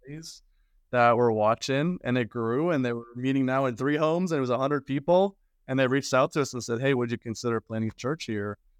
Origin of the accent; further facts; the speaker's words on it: Sweden; moved away; I'm from Sweden originally